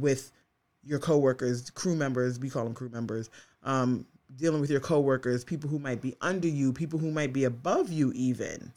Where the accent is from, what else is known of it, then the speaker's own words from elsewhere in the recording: New York, United States; as a New Yorker